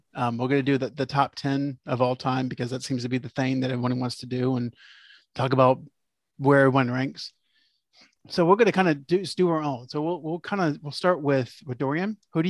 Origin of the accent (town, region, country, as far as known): Florida, United States; born or raised there